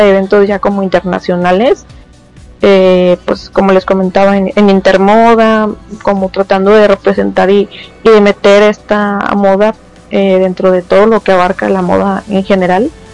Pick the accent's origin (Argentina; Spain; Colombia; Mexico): Mexico